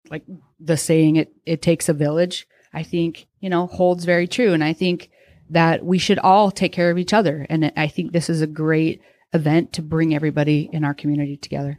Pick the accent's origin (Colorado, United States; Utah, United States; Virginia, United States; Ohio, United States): Utah, United States; moved away as an adult; now in Coeur d'Alene, United States; I grew up in Utah, I went to Southern Utah University.